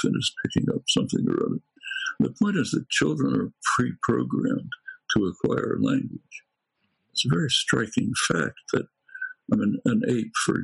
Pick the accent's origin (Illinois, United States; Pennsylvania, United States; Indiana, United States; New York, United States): Pennsylvania, United States; Philadelphia; I come from Northeast Philadelphia, not from the Ukraine